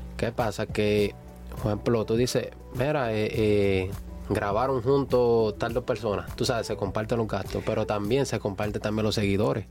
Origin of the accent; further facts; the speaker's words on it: San Juan, Puerto Rico; moved away as an adult; now in United States; vengo de San Juan, Puerto Rico. Eh, mis padres son dominicanos, yo me crié en Puerto Rico